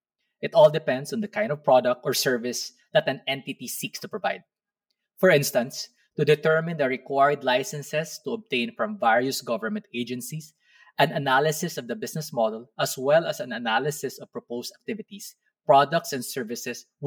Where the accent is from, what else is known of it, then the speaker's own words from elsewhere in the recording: Philippines; As a Filipino lawyer